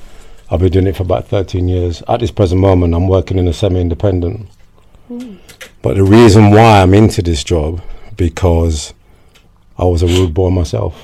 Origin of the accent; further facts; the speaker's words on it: London, United Kingdom; Born and raised in Ladbroke Grove